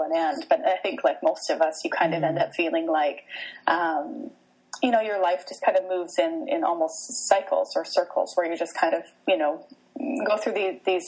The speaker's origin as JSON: {"language": "English", "country": "Canada", "also_born_or_lived": "Vancouver area, British Columbia", "said": "I'm Canadian, so I live in Western Canada in a town just outside of Vancouver"}